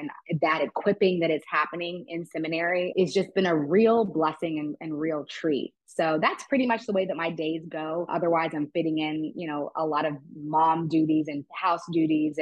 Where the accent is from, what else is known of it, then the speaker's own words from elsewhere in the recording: Texas, United States; moved away as an adult; also born or lived in Ohio; now in San Francisco, United States; I'm a Texas girl. So I was born and raised in Texas